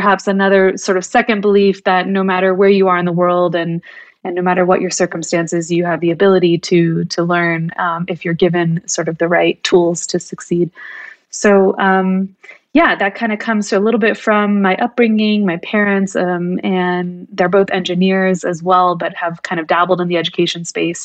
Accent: Bay Area, California, United States; I grew up in California, in the Bay Area, and I grew up with immigrant parents

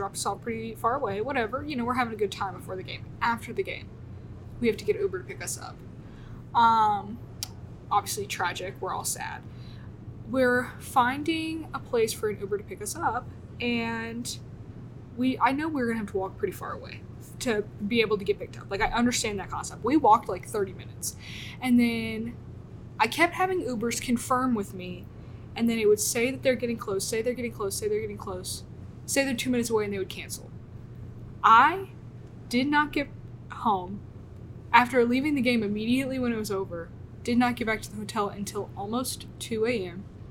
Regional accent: Memphis, Tennessee, United States; moved away as an adult; now in Tuscaloosa, United States; I'm from Memphis, Tennessee.

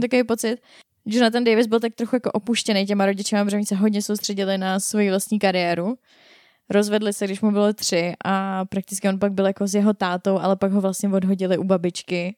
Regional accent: Czechia; jsme Češi

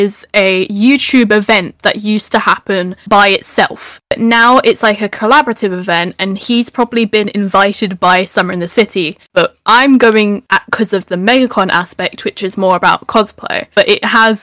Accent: United Kingdom; I'm British

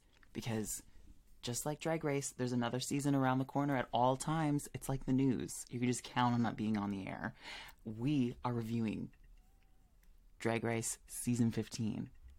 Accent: Canada; This is Canada versus the world. I'm Canadian.

